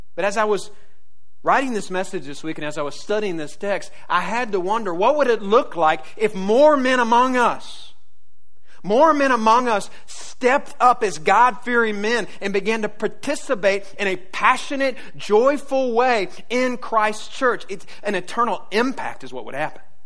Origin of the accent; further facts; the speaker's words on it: the South, United States; I grew up in the South